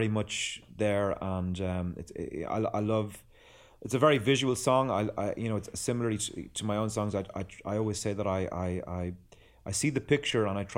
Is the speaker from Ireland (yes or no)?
yes; Dublin, Leinster, Ireland; moved away; also born or lived in Amsterdam / Belgium / Portugal; I'm from Dublin, Ireland.